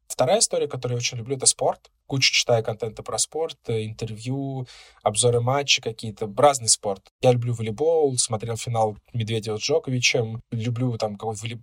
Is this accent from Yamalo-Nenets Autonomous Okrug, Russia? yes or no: no; Moscow Oblast, Russia; я сначала поработал два с половиной года в Подмосковье в своем городе, откуда я родом, потом перевелся в Москву.